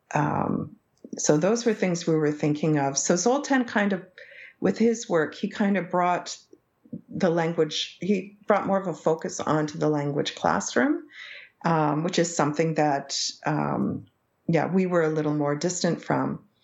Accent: Canada; first language English; an English Canadian from a small town of 5,000 people

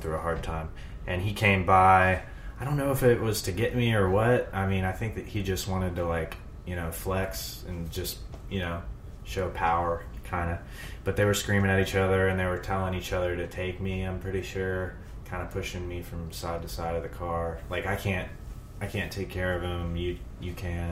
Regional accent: Zachary, Louisiana, United States; I was born in Zachary, Louisiana, about 40 miles north of Baton Rouge, in a trailer park with my dad

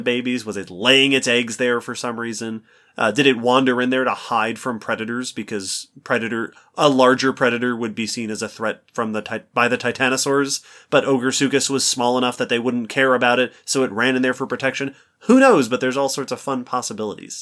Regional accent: New York, United States; I grew up in New York

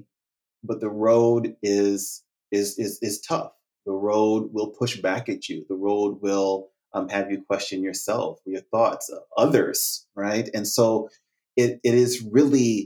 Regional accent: United States; also born or lived in France; I'd unequivocally been called an American, uncouched by African American, Black American.

